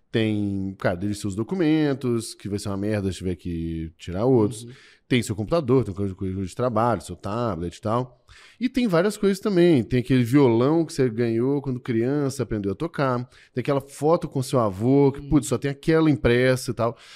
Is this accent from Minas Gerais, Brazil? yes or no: yes; Minas Gerais, Brazil; É, eu sou mineiro, eu sou fundador do GLA e do Merlin.